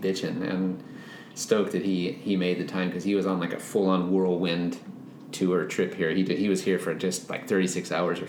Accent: Fullerton, California, United States; moved away; our early years growing up in Fullerton, California

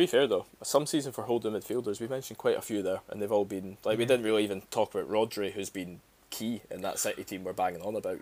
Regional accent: Scotland, United Kingdom; as a Scot

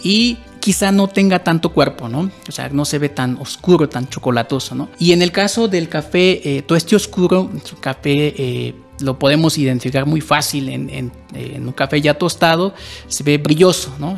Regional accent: Tumbalá, Chiapas, Mexico; now in Mexico City, Mexico; de donde yo vengo, yo soy de Chiapas, eh, de un municipio que se llama Tumbala, ahí se produce café.

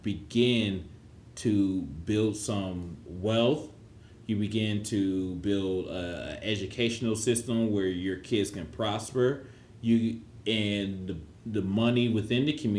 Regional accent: Ohio, United States; I'm from Ohio

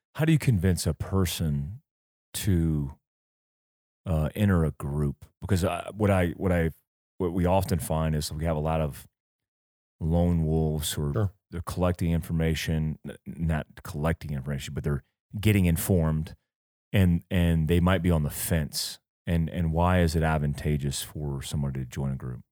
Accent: United States; we grew up in America

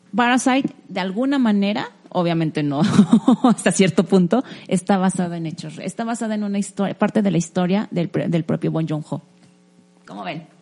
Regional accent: Mexico; uno como mexicano

